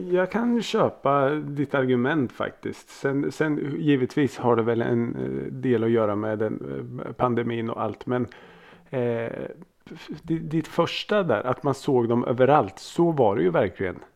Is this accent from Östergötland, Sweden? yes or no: yes; Norrköping, Östergötland, Sweden; Jag {S1} är ju född och uppvuxen i Norrköping. Så eh, där stod ju … bussen.